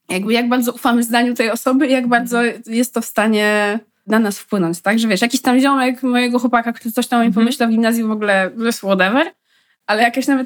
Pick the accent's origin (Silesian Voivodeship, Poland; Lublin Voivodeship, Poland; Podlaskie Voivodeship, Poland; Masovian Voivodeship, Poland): Podlaskie Voivodeship, Poland; accent: Podlasie; Czyli jestem z Podlasia i mówię z podlaskim akcentem.